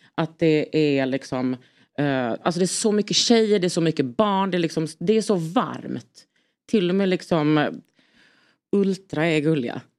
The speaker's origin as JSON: {"language": "Swedish", "town": "Lund", "region": "Skåne", "country": "Sweden", "said": "jag är från Lund"}